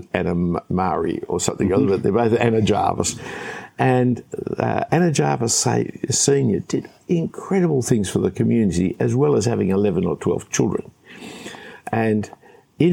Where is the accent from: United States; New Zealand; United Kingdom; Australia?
Australia; Sydney, New South Wales; when I grew up here in Australia, in Sydney